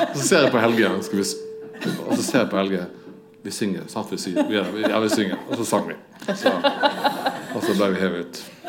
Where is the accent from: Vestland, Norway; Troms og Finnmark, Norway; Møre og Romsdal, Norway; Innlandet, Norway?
Vestland, Norway; Odda; når jeg vokste opp eh, i Odda